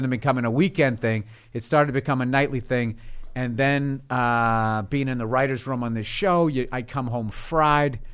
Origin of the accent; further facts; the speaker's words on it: South Shore of Boston, Massachusetts, United States; also born or lived in Peabody, Massachusetts / Lynnfield, Massachusetts; I grew up in, uh, the South Shore of Boston